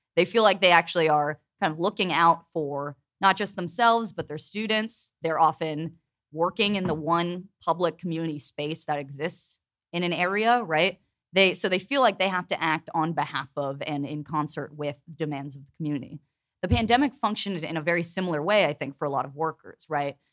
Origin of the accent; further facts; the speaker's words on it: Pittsburgh, Pennsylvania, United States; I'm from Pittsburgh.